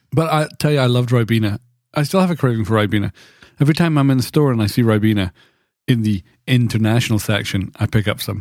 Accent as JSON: {"language": "English", "country": "United Kingdom", "tie": "born or raised there", "moved": "yes", "said": "in Britain, there's all these things that were just part of my childhood"}